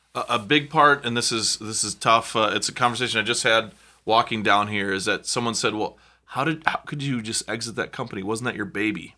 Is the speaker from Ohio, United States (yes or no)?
no; South Dakota, United States; now in Chicago, United States; I'm a kid from South Dakota